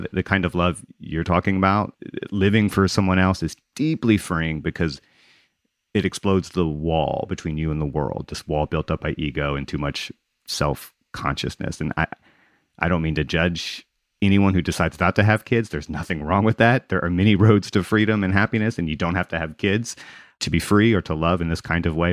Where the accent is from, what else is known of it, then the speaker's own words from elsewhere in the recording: Gulf Coast, United States; also born or lived in Mississippi / Louisiana; I grew up on the Gulf Coast in Mississippi and Louisiana, and I was here when Katrina struck